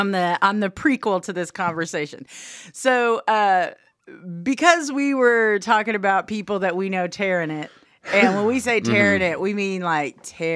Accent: Oklahoma, United States; I grew up in Southwest Oklahoma. Of course, I have this accent.

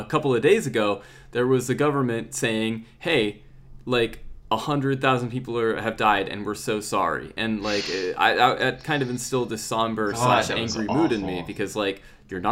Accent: United States; moved away as an adult; now in United Kingdom; I'm American

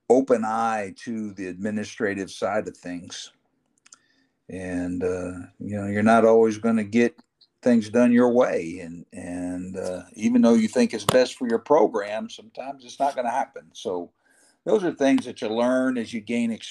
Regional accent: Florida, United States; born there; also born or lived in Dallas; I was born in Florida and down the Everglades

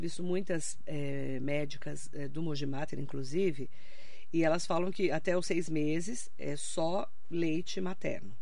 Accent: Suzano, São Paulo, Brazil; lá onde eu nasci, no Sesc, em Suzano, tinha um morro

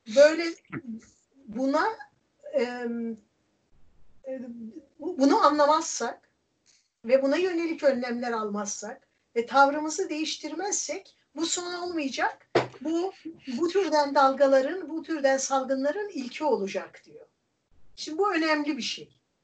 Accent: Erzincan, Turkey; born or raised there; moved away

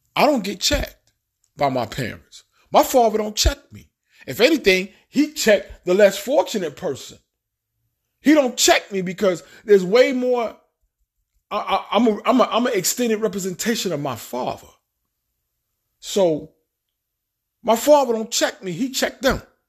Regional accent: New York City, New York, United States; moved away as an adult; also born or lived in Bronx / Far Rockaway / New Jersey / Alabama; I'm from Queens, Queens, New York. I got my seal, I got my stamp, it's on my birth certificate, whatever. I grew up in Queens

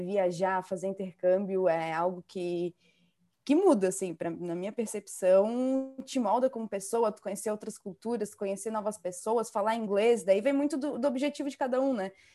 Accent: Balneário Camboriú, Santa Catarina, Brazil; Eu sou do sul, eu moro em Balneário Camboriú agora, no ah, momento

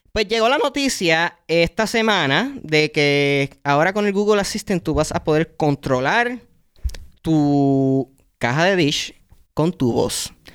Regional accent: Puerto Rico; en mi familia, todas los que son cartoons, series graciosas y todo eso, eran en inglés, porque ya habíamos llegado al punto de cable TV, donde todos los canales, pues los, canales que te ofrecían en Puerto Rico eran de los Estados Unidos

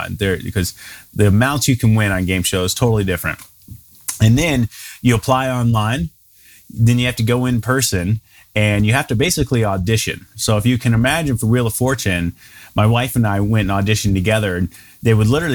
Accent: Memphis, Tennessee, United States; moved away as an adult; also born or lived in Germantown, Tennessee / Knoxville, Tennessee / Chattanooga, Tennessee; now in Fort Collins, United States; I'm originally from Tennessee. Grew up in Memphis, went to school in Knoxville

